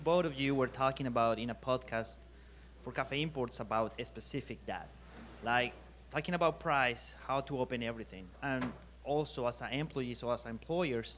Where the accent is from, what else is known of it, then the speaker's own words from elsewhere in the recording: Colombia; moved away; I'm from Colombia, different culture, different way I grew up than here